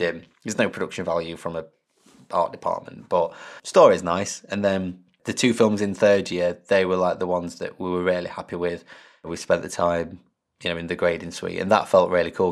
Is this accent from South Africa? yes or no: no; Derbyshire, East Midlands, United Kingdom; moved away as an adult; also born or lived in Lincoln; I'm from Derbyshire, which is smack bang in the middle of England pretty much.